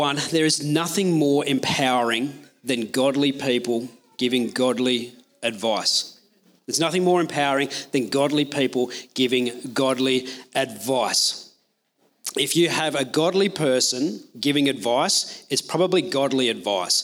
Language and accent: English; Australia; I'm Australian